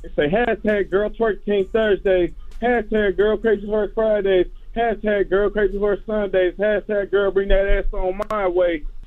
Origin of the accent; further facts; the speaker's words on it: Detroit, Michigan, United States; also born or lived in Memphis, Tennessee; even though I'm from Detroit, I still have the, uh, the Southern blood